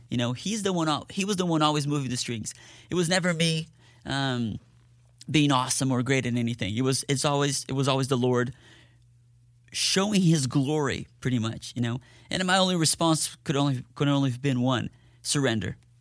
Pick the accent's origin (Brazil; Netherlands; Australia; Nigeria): Brazil; Curitiba, Paraná; moved away as an adult; also born or lived in Dallas, Texas / Ennis, Texas; now in Fort Worth, United States; I was born in Dallas, Texas, but I grew up in Brazil.